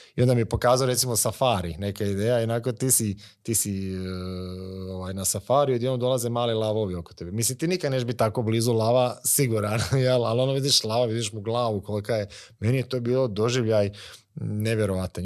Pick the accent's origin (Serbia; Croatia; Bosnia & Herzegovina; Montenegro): Croatia; Vukovar, Vukovar-Srijem County; To je moj rodni grad, a Vukovar.